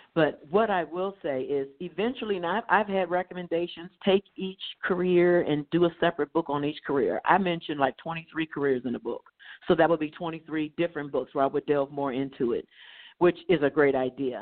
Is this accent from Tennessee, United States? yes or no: no; Dayton, Ohio, United States; I grew up in Dayton, Ohio. Um, prior to the first grade, my father was in military, so we did travel abroad and then stateside, but we landed and rooted in Dayton, Ohio.